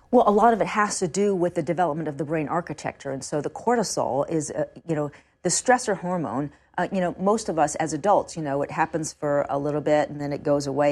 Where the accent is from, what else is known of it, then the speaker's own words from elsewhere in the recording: New York City, New York, United States; I grew up on the Upper West Side of Manhattan.